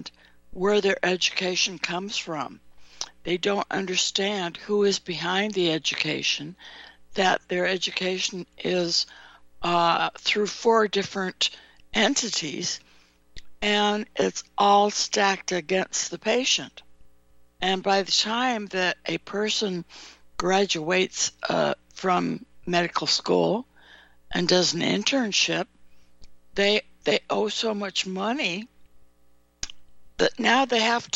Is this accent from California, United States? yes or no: yes; California, United States; I grew up in California